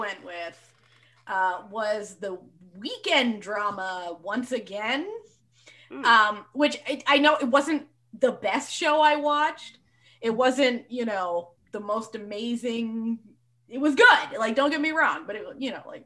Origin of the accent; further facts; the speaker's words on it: Canada; I'm from Canada